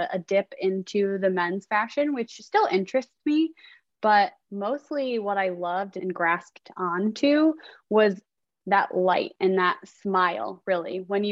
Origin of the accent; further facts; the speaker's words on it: Chicago, Illinois, United States; now in Austin, United States; I'm originally from Chicago